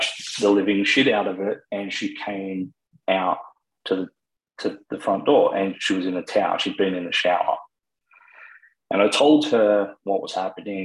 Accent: Sydney, New South Wales, Australia; also born or lived in Wagga Wagga, New South Wales / regional Victoria; I was born in Wagga, and then I did some of my growing up in regional Victoria, and then when I was still very little, we moved to Sydney

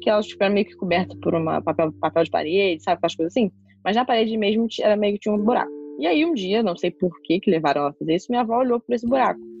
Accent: Niterói, Rio de Janeiro, Brazil; Eu nasci em Niterói, morei em Niterói, morei um ano na Irlanda e voltei pra Niterói. Então, Niterói é minha cidade.

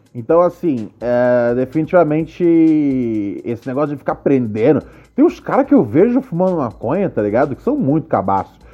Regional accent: Rio de Janeiro, Brazil; Bom Sucesso, minha terra

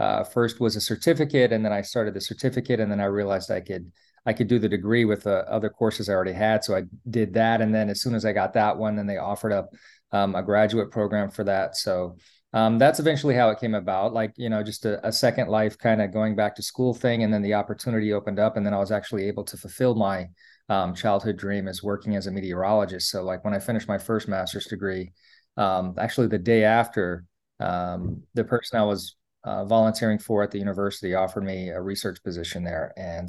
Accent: East Coast, United States; now in Hawaii, United States; I was trying to get residency so I can pay for in-state tuition, because I was from the East Coast and I moved to Hawaii.

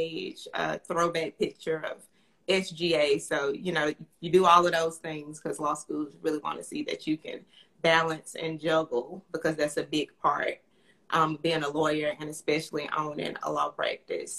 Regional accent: Fairfield, Alabama, United States; I'm from Fairfield, Alabama, which is right outside of Birmingham.

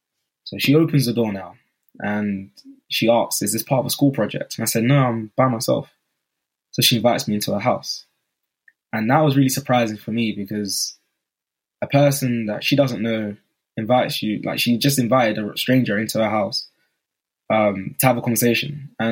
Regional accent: Newham, London, United Kingdom; I said, oh … I'm from Newham, and I just want to know what skills you have

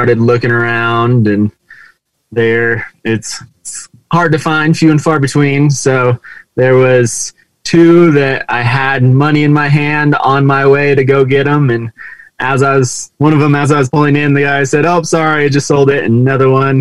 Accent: California, United States; moved away as an adult; also born or lived in Charleston, South Carolina; I'm from California

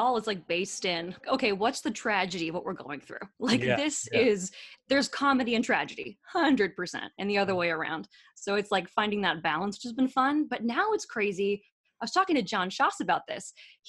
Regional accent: California, United States; now in New York, United States; I guess it's a New York accent. I'm from California.

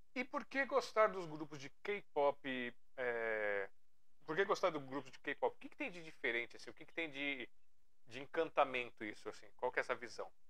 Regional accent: Brazil; eu sou brasileiro demais

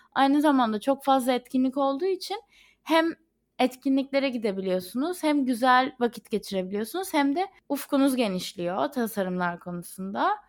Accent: Izmir, Turkey; moved away as an adult; now in London, United Kingdom; İzmir'in havasını ve ailemi çok özlüyorum.

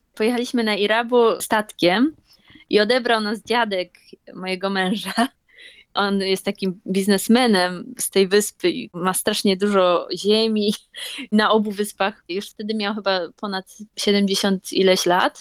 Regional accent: Poznań, Greater Poland, Poland; moved away as an adult; now in Okinawa, Japan; Ja jestem z Poznania

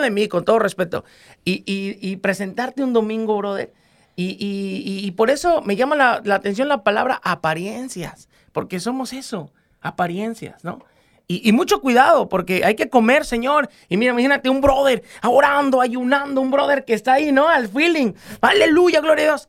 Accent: Guerrero, Mexico; porque somos guerrerenses

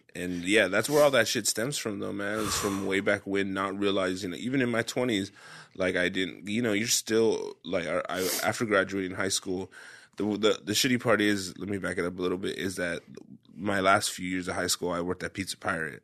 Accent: Parlier, California, United States; moved away as an adult; Ray and I grew up in was in Parlier in a small town

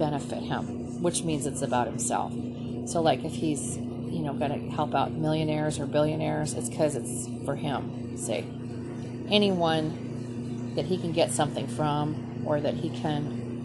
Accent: Minnesota, United States; moved away; also born or lived in rural South, United States; I'm from Minnesota

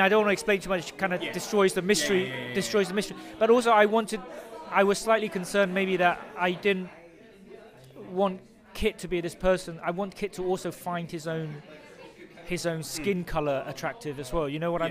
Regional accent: London, United Kingdom; also born or lived in Cambodia / Vietnam; I grew up in London, Britain. And I feel very British

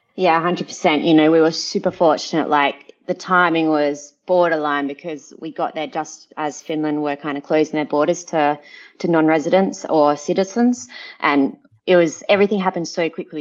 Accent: Adelaide Hills, South Australia, Australia; moved away as an adult; now in Monaco; I'm from the Adelaide Hills where we have space

